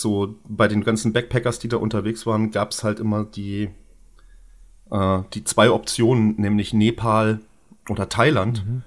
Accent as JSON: {"language": "German", "town": "Görlitz", "region": "Saxony", "country": "Germany", "said": "ich komme ja auch aus Görlitz"}